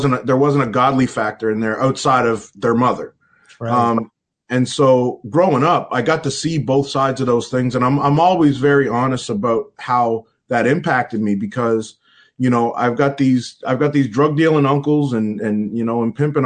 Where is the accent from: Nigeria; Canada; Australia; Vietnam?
Canada; Halifax, Nova Scotia; I grew up in a community, North End Halifax